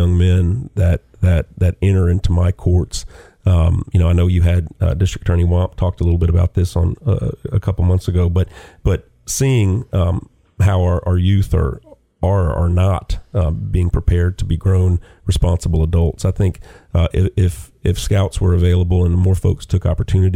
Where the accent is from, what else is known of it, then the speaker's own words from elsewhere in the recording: Lafayette, Louisiana, United States; moved away as an adult; also born or lived in Nashville, Tennessee; now in Chattanooga, United States; I grew up in Lafayette, Louisiana